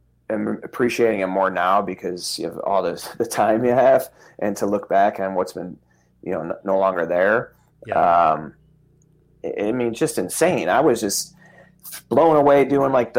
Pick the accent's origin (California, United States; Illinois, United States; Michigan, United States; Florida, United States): Illinois, United States; Chicago; I was from Chicago